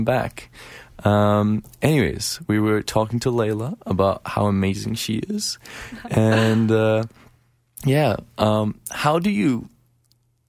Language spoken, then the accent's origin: English; Tehran, Tehran Province, Iran; now in Calgary, Canada; I did live in a big city of 16 million people before I moved to Canada. I'm from Tehran originally.